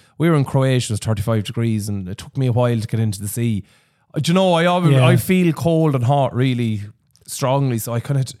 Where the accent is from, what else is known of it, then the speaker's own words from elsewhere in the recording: Laois, Ireland; We grew up in the Midlands and Leash.